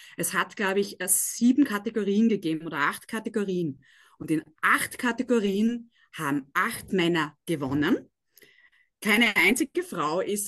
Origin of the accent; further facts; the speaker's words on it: Graz, Styria, Austria; Christoph und ich, wir sind beide aus Graz